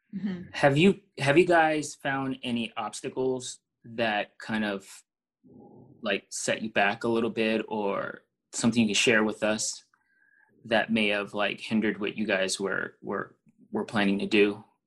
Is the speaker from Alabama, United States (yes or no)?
no; New York City, New York, United States; I'm from Brooklyn